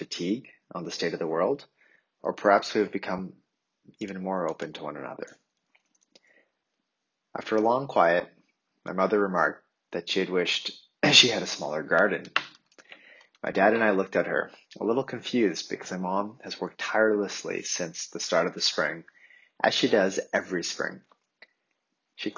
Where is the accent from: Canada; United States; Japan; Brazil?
Canada; Ottawa, Ontario; the childhood home where I grew up in Ottawa